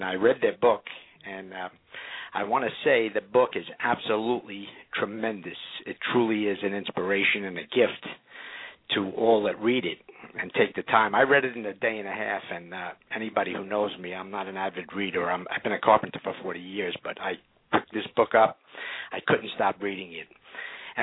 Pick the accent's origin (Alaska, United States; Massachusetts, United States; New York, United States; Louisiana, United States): New York, United States; now in Orlando, United States; I was born and raised in New York